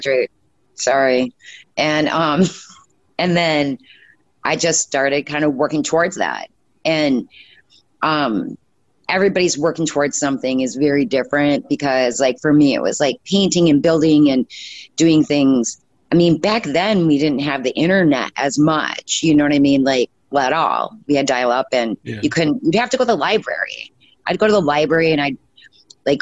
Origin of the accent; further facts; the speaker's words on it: Upper Peninsula, Michigan, United States; when I grew up, I was from the Upper Peninsula, Michigan